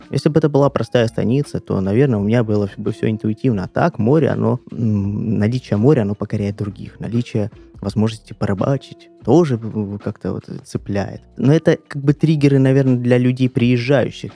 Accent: Krasnodar, Krasnodar Krai, Russia; also born or lived in Primorsko-Akhtarsk; Ахтари – это моя малая родина. Я там родился. Но жил я всегда в Краснодаре

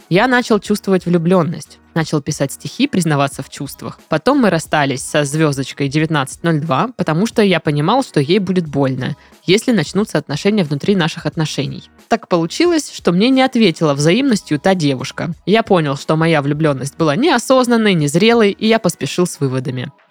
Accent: Volga region, Russia; Первый год у нас были отношения на расстоянии. Я с Поволжья, она с Кубани.

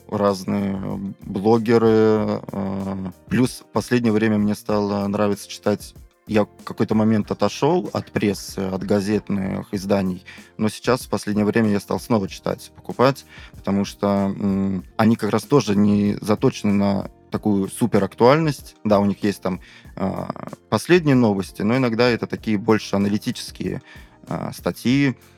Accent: Kursk, Kursk Oblast, Russia; moved away; в моем родном городе Курске

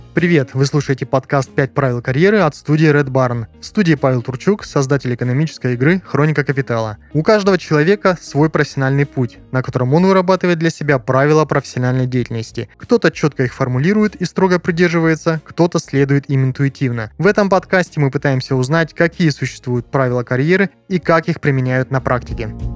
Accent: Kazakhstan; Я тоже а, из Казахстана, в городе Шказган

